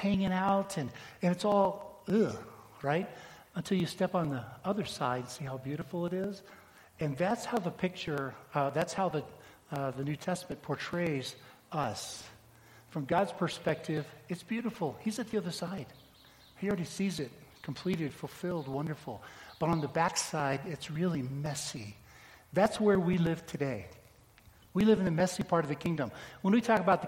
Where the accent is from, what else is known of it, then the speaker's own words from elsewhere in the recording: United States; we as American Christians right here